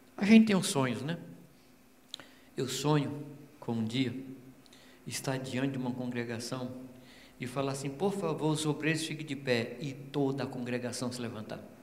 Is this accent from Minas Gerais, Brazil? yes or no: yes; Minas Gerais, Brazil; eu sou mineiro